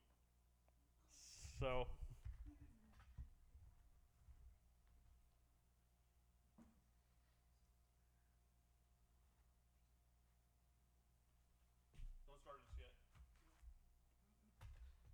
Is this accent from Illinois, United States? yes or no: yes; Havana, Illinois, United States; I grew up in Havana, Illinois.